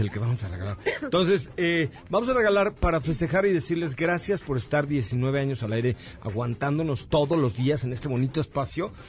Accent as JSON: {"language": "Spanish", "country": "Mexico", "said": "como mexicano"}